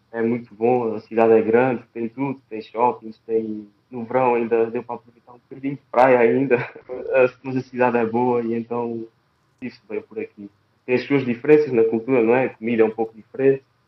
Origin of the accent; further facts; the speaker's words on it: Algarve, Portugal; moved away as an adult; also born or lived in Fátima; Saí de casa, saí do Algarve, saí do Algarve, fui para Fátima.